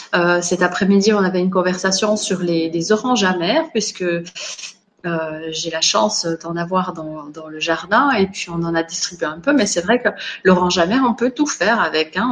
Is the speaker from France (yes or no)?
no; Switzerland; moved away; je suis née en Suisse, j'ai grandi là-bas